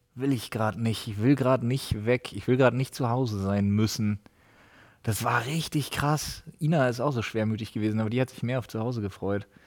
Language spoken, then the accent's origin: German; Berlin, Germany; wie ich als Ossi muss Union-Fan sein